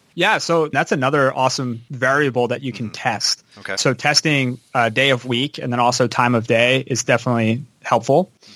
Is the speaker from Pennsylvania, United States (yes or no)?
yes; Philadelphia, Pennsylvania, United States; I'm from Philadelphia, right outside Philadelphia, Pennsylvania. I kind of grew up on the East Coast my whole life